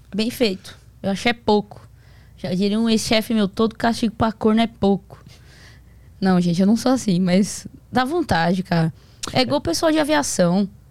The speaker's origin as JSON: {"language": "Portuguese", "town": "Santo André", "region": "São Paulo", "country": "Brazil", "said": "Eu moro em São, Santo André. Eu sou de Santo André, São Paulo."}